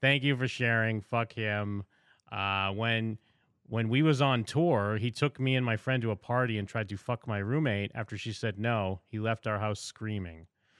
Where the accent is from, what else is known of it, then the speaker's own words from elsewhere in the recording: Seattle, Washington, United States; Not the first time hearing about something like this. I'm from Seattle. I know many people in common with him.